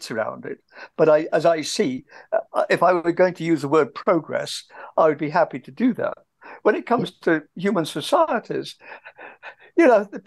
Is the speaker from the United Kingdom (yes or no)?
yes; England, United Kingdom; moved away as an adult; I grew up in England.